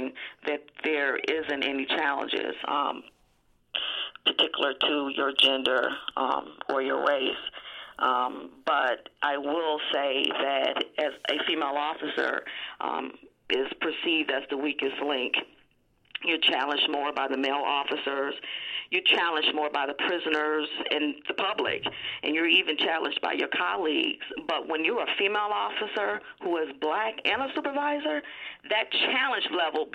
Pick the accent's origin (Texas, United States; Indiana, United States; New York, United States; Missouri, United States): New York, United States; Buffalo; I grew up in Buffalo, New York. I grew up on the east side of Buffalo